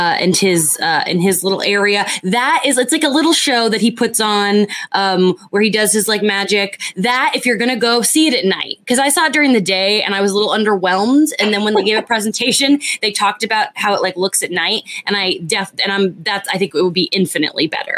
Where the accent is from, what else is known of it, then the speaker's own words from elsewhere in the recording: Florida, United States; now in California, United States; being from Florida, but now that I live in California